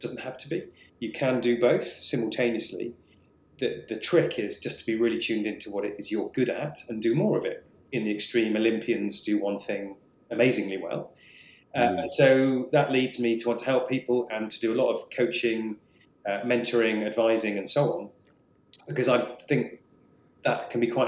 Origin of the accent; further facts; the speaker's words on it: England, United Kingdom; also born or lived in Scotland; I was born in Scotland. I've lived nearly all my life in England.